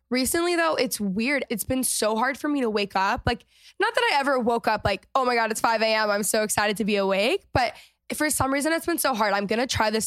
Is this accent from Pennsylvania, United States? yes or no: no; Texas, United States; I mean, I'm from Texas, so I grew up drinking everything in mason jars